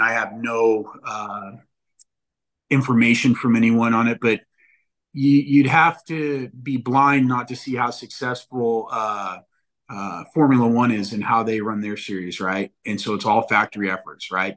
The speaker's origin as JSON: {"language": "English", "region": "Northern California", "country": "United States", "tie": "born or raised there", "moved": "as an adult", "lives_now": "Southern California, United States", "said": "I grew up in Northern California, going to Hangtown, going to San Francisco Supercross"}